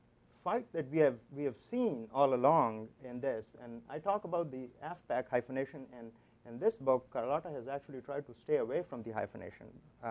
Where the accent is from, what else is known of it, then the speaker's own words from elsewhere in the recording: Peshawar, Khyber Pakhtunkhwa, Pakistan; now in Florida, United States; I grew up in Peshawar when Ayman al-Zawahiri, Abdullah Azam, Osama bin Laden, Jalaluddin Haqqani, Gulbuddin Hikmatyar, they were all camped out in my hometown.